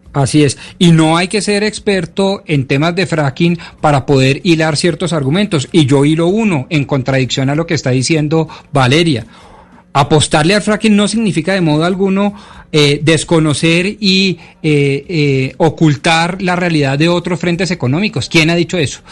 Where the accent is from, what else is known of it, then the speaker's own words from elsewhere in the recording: Colombia; nosotros como colombianos